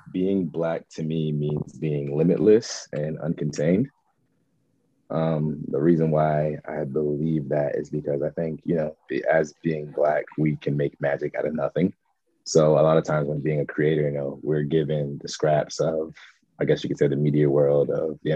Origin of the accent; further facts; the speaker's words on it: Trenton, New Jersey, United States; growing up in Trenton, when I grew up in the city, was a melting pot of people